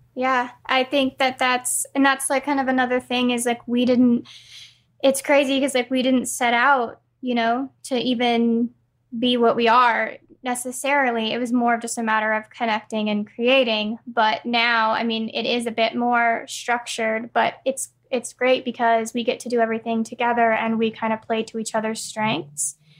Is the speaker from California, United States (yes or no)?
yes; California, United States; moved away as an adult; now in North Carolina, United States; we're both from California, but we moved out here about two years ago